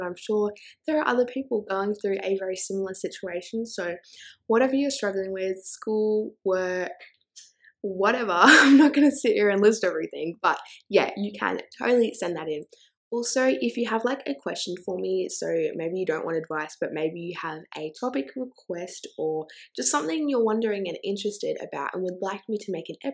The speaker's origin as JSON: {"language": "English", "country": "Australia", "said": "I'm also Australian"}